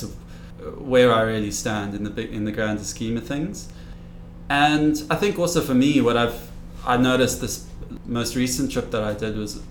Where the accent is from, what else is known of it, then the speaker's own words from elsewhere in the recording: Cape Town, Western Cape, South Africa; I grew up in Cape Town